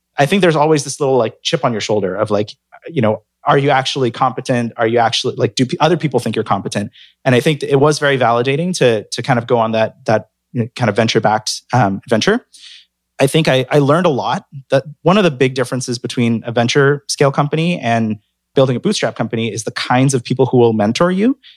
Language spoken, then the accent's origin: English; San Francisco, California, United States; moved away as an adult; also born or lived in Hong Kong / New York; I'm from San Francisco